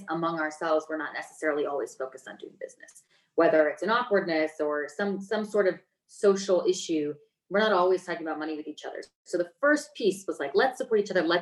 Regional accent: United States; I grew up in Lake Tahoe, so it's literally beach and mountain in the same place

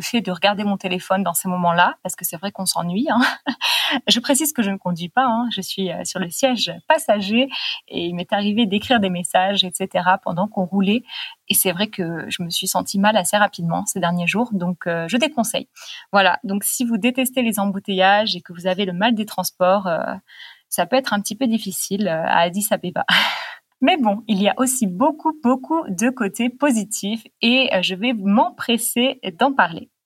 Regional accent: United States; French is a second language; je suis américain

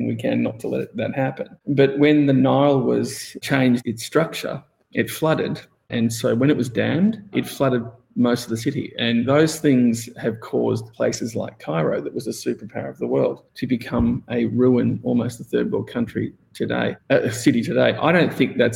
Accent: Melbourne, Victoria, Australia; I grew up in Melbourne, Australia, and I went to design school.

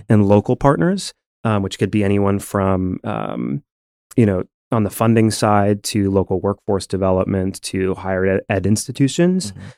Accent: Rochester, New York, United States; moved away as an adult; also born or lived in Buffalo, United States; now in Tulsa, United States; I grew up in Rochester, uh, did my undergrad at Buffalo

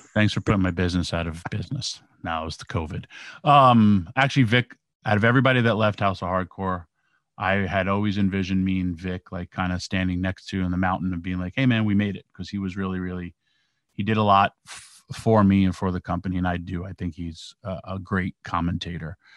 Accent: New York, United States; I grew up in New York

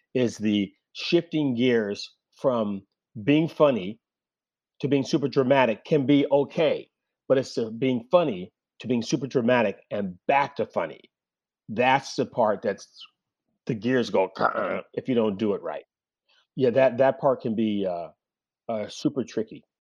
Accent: Oakland, California, United States; I grew up in Oakland in the seventies

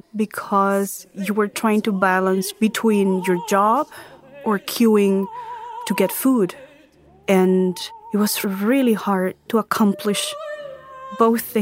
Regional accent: Venezuela; moved away; I was born in Venezuela, and I lived there with my family

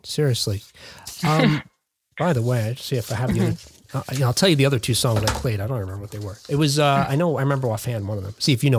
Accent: Jersey City, New Jersey, United States; moved away as an adult; now in Ohio, United States; I'm from Jersey City, New Jersey, originally.

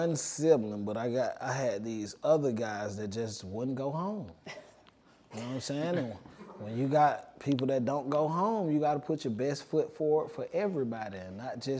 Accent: Atlanta, Georgia, United States; it's cool growing up in Atlanta. We all know each other too.

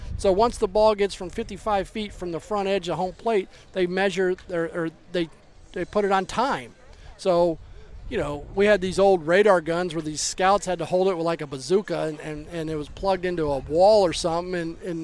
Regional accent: Baltimore, Maryland, United States; I grew up an Oriole fan. I was born in Baltimore

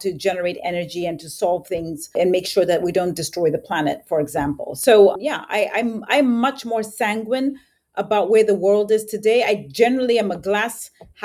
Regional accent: Zambia; moved away; I was born and raised in Zambia.

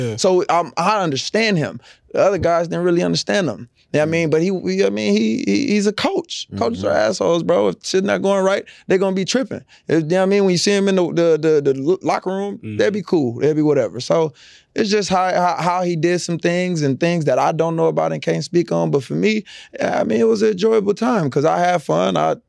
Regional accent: Los Angeles, California, United States; moved away; I came from L.A. Yeah. I came from Dorsey High School.

